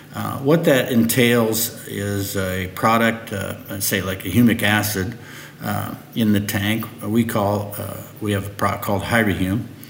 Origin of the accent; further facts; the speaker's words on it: Nebraska, United States; also born or lived in Lincoln, Nebraska / Fairbury, Nebraska; I was born and raised in Nebraska